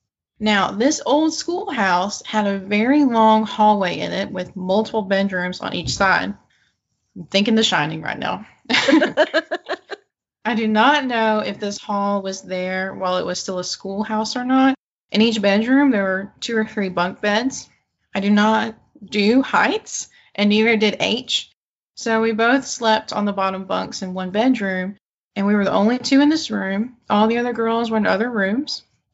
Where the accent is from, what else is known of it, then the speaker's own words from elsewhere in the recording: Arkansas, United States; I am from Eastern Arkansas, and the birthday party was about 20 minutes outside of Stuttgart, Arkansas